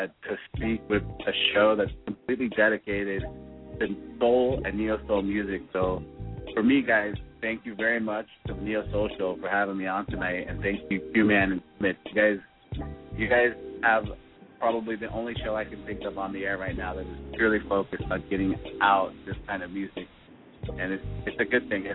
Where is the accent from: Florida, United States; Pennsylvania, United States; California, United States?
California, United States; Southern; born or raised there